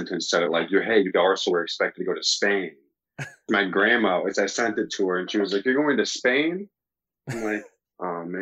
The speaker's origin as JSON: {"language": "English", "town": "Dexter", "region": "Michigan", "country": "United States", "tie": "born or raised there", "also_born_or_lived": "St. Augustine, Florida", "said": "born in St. Augustine, Florida, but then I grew up in Dexter, Michigan, outside of Ann Arbor"}